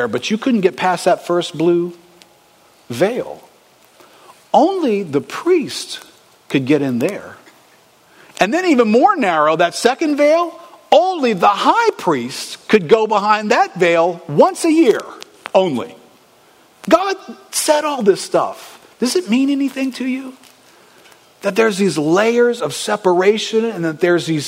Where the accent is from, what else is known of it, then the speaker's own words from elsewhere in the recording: United States; We're from America